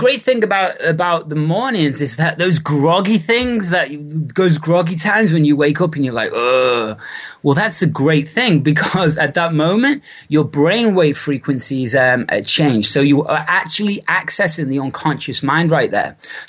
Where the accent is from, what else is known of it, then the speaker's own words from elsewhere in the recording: Liverpool, North West England, United Kingdom; moved away; also born or lived in Australia / New Zealand / Bali / California; originally from Liverpool in the UK, and I've been away now over 12 years and built businesses and lived in countries such as Australia, New Zealand, Bali, and lots of California for the past 6 years.